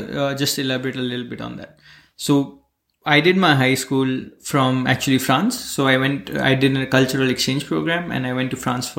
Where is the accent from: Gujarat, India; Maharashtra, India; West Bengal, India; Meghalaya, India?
Gujarat, India; Bharuch; So I come from Bharuch in Gujarat, which is a very small town in the west part of Gujarat. Or in the south part of Gujarat. And that's where I did most of my childhood.